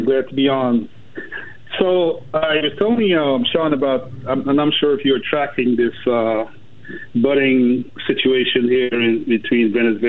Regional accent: Guyana; moved away; I'm from Guyana, and I grew up there

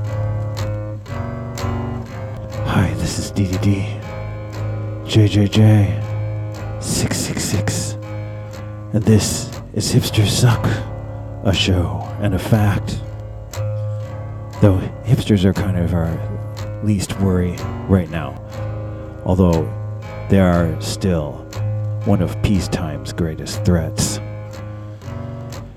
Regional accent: Detroit, Michigan, United States; now in Oregon, United States; I'm from Detroit

